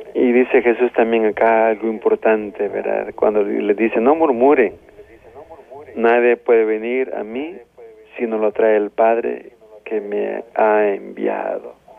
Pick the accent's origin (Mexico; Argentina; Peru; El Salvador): El Salvador; como salvadoreños